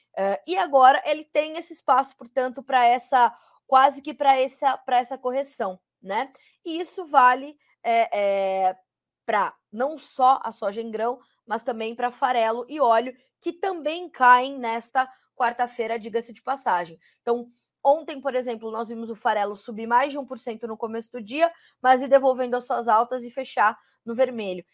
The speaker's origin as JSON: {"language": "Portuguese", "region": "São Paulo", "country": "Brazil", "said": "Eu que sou paulistana, fico feliz em dizer que, né, é, tenho muita história com São Paulo"}